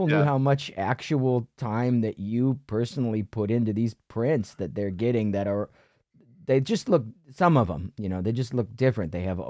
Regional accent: Ohio, United States; now in New York City, United States; Where I grew up in Ohio, it was considered braggadocious or braggy

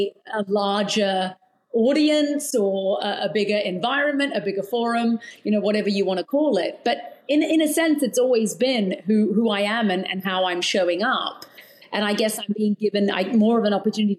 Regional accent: London, United Kingdom; moved away as an adult; also born or lived in Australia / New Zealand; now in United States; I was born in London. I've lived in Australia and New Zealand, but I've spent most of my life in the UK

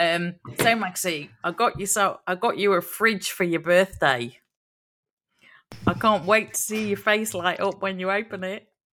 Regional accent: Long Eaton, East Midlands, United Kingdom; Long Eaton, my home town

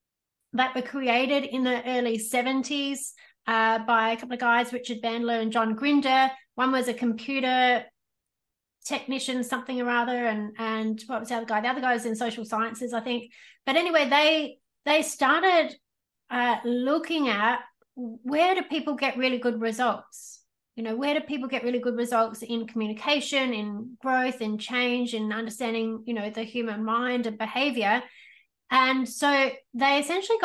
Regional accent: Australia; I was born in Australia, but all my cousins and stuff were born in the UK

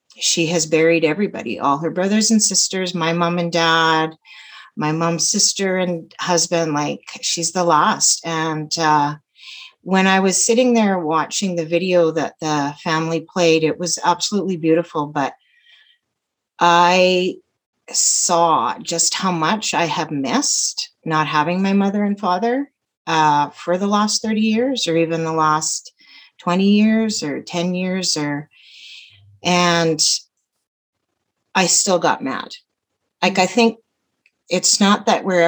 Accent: Calgary, Alberta, Canada; I'm from Calgary

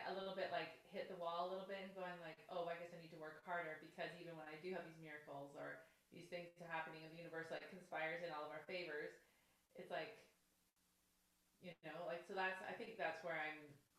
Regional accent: Canada; I'm from Canada.

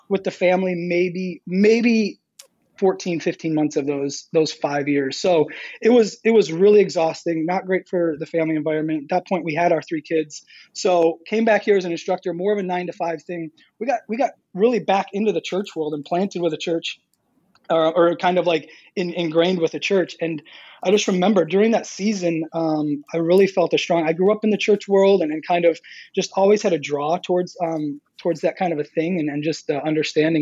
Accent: Michigan, United States; moved away as an adult; now in Apex, United States; grew up in Michigan, so um, from Michigan, I guess I can still say that.

